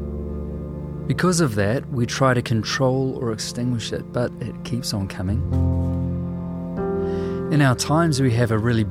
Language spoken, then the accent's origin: English; New Zealand; I'm a writer and a musician from Aotearoa, New Zealand